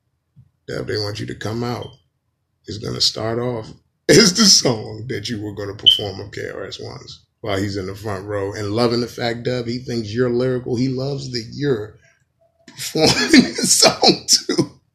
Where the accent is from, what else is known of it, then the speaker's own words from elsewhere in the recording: New York, United States; I'm angry and I'm from New York anyway.